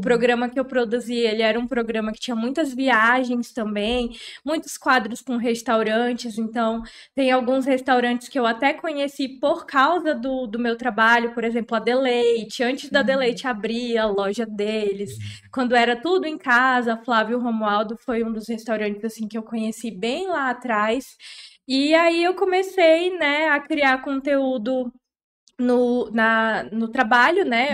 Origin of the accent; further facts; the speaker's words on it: Porto Velho, Rondônia, Brazil; Sou, sou nascida e criada aqui de Porto Velho.